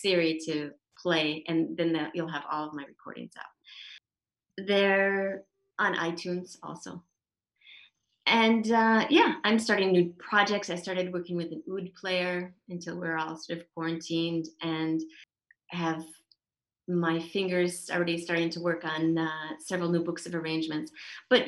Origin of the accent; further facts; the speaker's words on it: Minnesota, United States; also born or lived in San Diego / Shetland; now in Israel; I grew up in Minnesota and my parents are still there